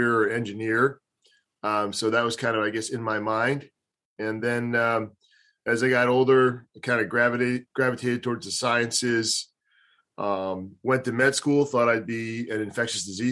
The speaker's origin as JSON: {"language": "English", "area": "Delaware County", "region": "Pennsylvania", "country": "United States", "tie": "born or raised there", "also_born_or_lived": "Beirut, Lebanon / California / Philadelphia", "said": "I grew up in Delaware County. Being a Delco guy is a big deal. So I grew up in Delco"}